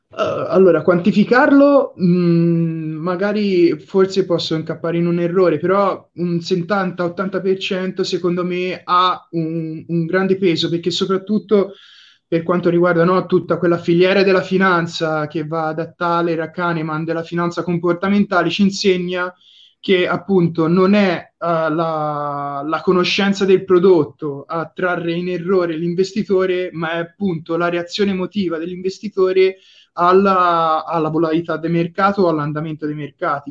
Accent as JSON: {"language": "Italian", "town": "Livorno", "region": "Tuscany", "country": "Italy", "said": "vengo da Livorno"}